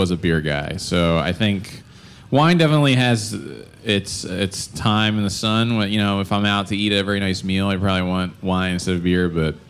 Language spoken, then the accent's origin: English; Delco, Pennsylvania, United States; I'm from Delco